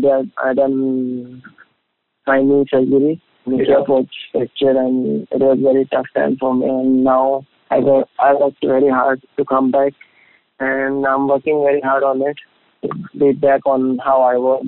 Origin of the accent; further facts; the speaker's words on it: Goa, India; I'm from Goa